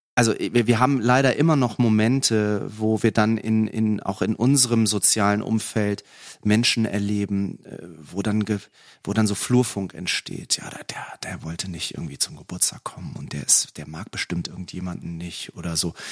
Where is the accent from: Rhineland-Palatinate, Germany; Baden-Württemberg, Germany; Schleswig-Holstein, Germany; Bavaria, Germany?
Schleswig-Holstein, Germany; Lübeck; moved away as an adult; also born or lived in Cologne; ich bin ja im Norden groß geworden, also Lübecker, Schleswig-Holsteiner